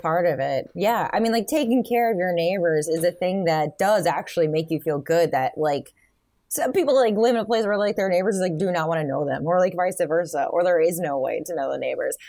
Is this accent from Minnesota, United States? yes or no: no; Michigan, United States; I grew up in Michigan